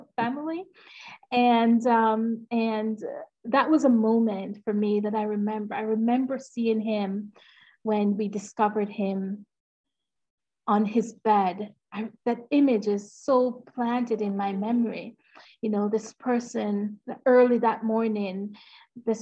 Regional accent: Jamaica; I am from Jamaica. And I grew up in, I started the first 10 years of my life. I lived in a small farming town in Jamaica.

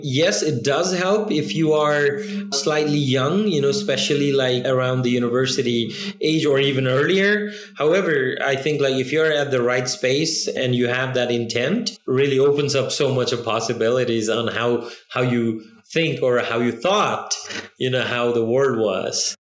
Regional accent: Nepal; moved away as an adult; also born or lived in China; I'm from Nepal

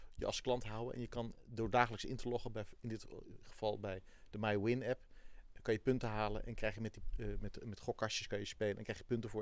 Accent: Netherlands; ik ben een Hollander

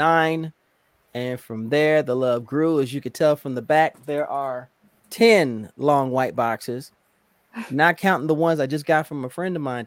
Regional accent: Indianapolis, Indiana, United States; now in Virginia, United States; I'm originally from Indianapolis, Indiana, but I currently live in Virginia

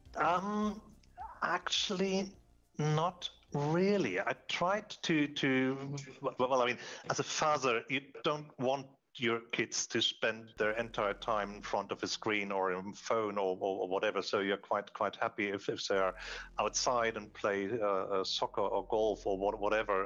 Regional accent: Hamburg, Germany; I'm here in Hamburg, which is my my, my hometown, Hamburg, Germany

